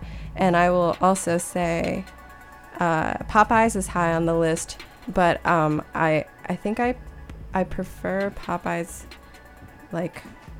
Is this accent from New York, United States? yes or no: no; Baton Rouge, Louisiana, United States; moved away; We're both from Baton Rouge, the Bat Row.